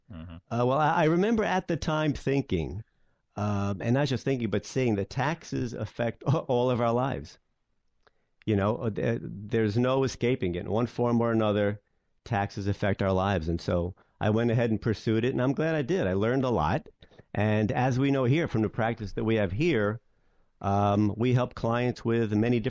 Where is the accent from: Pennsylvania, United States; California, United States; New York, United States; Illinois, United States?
New York, United States; New York City; I grew up in Brooklyn, New York. In fact, not far from the office in Brooklyn, just a couple of miles away.